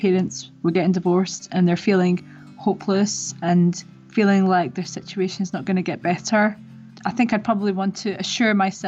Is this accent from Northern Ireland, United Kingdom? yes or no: no; Scotland, United Kingdom; moved away as an adult; also born or lived in Middle East; now in London, United Kingdom; I grew up in Scotland from a very young age in a very conservative Muslim family